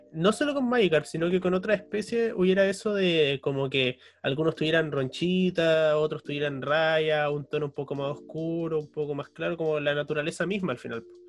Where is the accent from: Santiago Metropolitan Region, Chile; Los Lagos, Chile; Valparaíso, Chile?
Los Lagos, Chile; Puerto Montt; moved away; also born or lived in Valdivia; yo soy de Puerto Montt, estuve en Valdivia